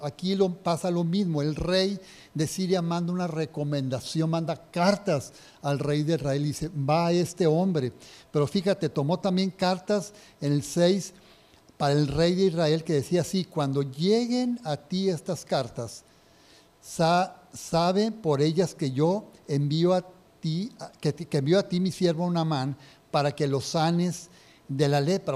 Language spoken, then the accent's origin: Spanish; Linares, Nuevo León, Mexico; yo soy de Linares